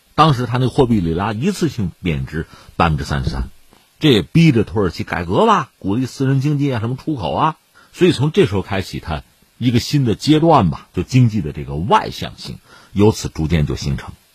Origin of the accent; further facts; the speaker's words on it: China; 这个你可以联想一下我们中国人对这个杠杆的警惕